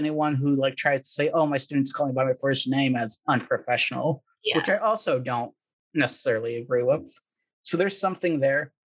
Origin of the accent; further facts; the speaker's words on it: California, United States; moved away as an adult; also born or lived in Texas; originally I'm from California, got my master's in IO in good old Texas